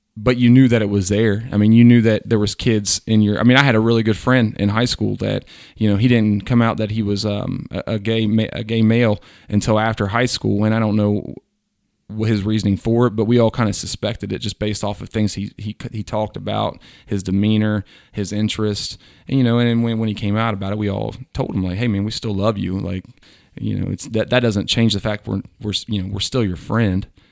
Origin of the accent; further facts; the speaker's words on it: Southwest Ohio, United States; I'm from Southwest Ohio with two hundred, uh, students in my class.